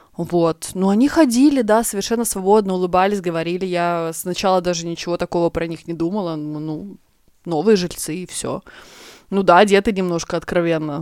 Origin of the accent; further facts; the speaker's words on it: Estonia; moved away as an adult; now in Sweden; я девочка из Эстонии, приехала работать в Швецию